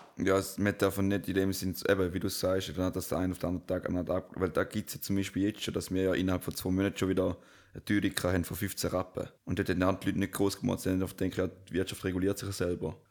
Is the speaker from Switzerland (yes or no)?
yes; Switzerland